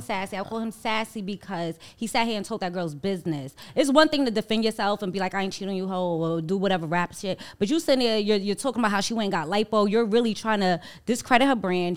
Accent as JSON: {"language": "English", "town": "New York City", "region": "New York", "country": "United States", "tie": "born or raised there", "said": "I was from Harlem"}